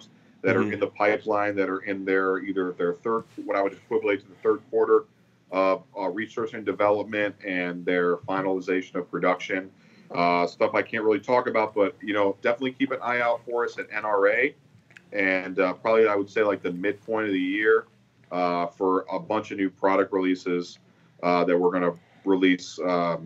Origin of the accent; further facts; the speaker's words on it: Boca Raton, Florida, United States; moved away as an adult; now in Las Vegas, United States; Born and raised in Boca Raton, Florida